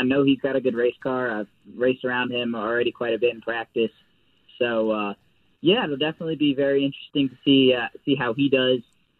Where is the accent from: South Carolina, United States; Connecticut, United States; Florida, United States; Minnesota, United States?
Connecticut, United States; I'm from Connecticut.